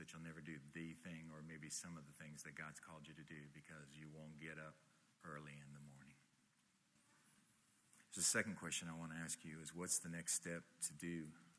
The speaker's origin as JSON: {"language": "English", "town": "Miami", "region": "Florida", "country": "United States", "tie": "born or raised there", "said": "I grew up here in Miami"}